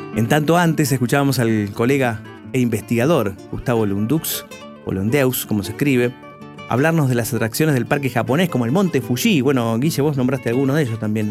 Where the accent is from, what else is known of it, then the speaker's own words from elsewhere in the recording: Lomas de Zamora, Buenos Aires Province, Argentina; Lomense, como nosotros